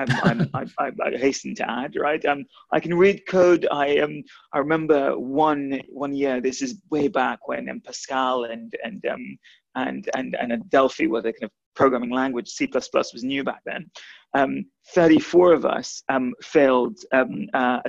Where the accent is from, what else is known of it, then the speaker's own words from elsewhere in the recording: Guyana; moved away; I was born, interestingly enough, I was born in South America. I was born in the only English-speaking country in South America, which is British Guyana.